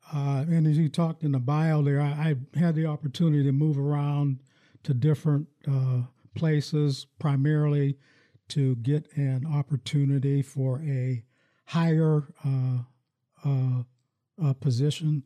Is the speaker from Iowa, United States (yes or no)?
no; Farrell, Pennsylvania, United States; now in Lansing, United States; when I grew up in my hometown in, in Farrell, Pennsylvania